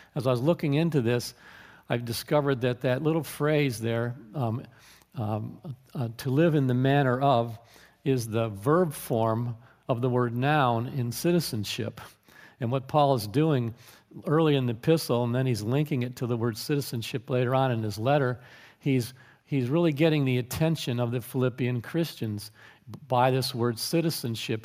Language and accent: English; United States